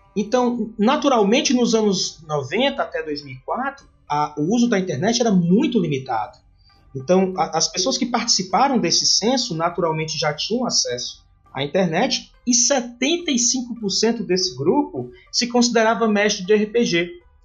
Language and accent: Portuguese; Fortaleza, Ceará, Brazil; me encontro na região Nordeste, né, porque sou nordestino, sou fortalezense do Ceará